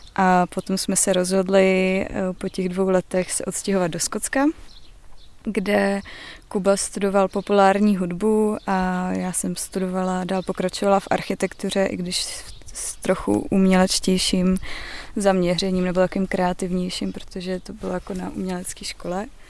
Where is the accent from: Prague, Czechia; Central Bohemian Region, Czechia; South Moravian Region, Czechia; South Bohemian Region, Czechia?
South Bohemian Region, Czechia; oba dva jsme z Jižních Čech